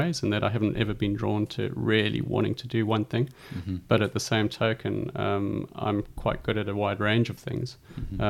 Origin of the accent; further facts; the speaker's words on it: South Africa; moved away as an adult; now in Christchurch, New Zealand; So I grew up in South Africa in the 80s and 90s